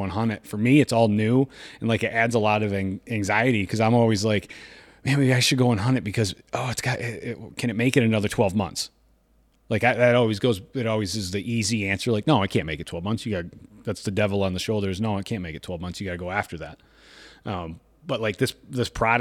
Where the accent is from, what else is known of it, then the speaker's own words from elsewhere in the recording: Michigan, United States; moved away; growing up in Michigan